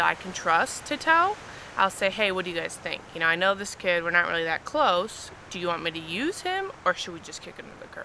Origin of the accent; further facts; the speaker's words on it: Eastvale, California, United States; also born or lived in Alabama; now in North Hollywood, United States; I'm from Eastvale, California. I was born and raised in the Inland Empire, and I ended up going to school in Alabama